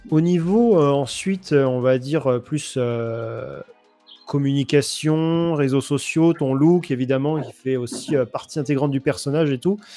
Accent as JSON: {"language": "French", "town": "Soissons", "region": "Hauts-de-France", "country": "France", "said": "moi, je suis de Soissons."}